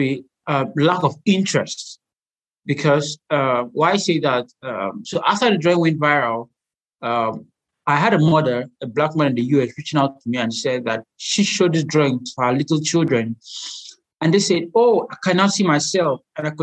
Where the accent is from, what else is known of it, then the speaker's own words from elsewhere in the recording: Nigeria; I'm an Nigerian medical illustrator